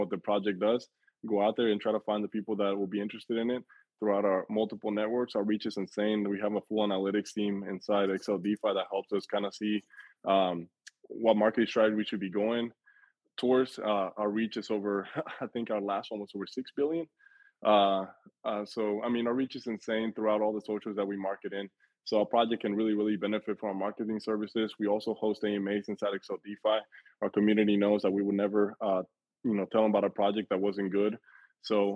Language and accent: English; Mexico City, Mexico; my family is from Mexico. I was born in Mexico City.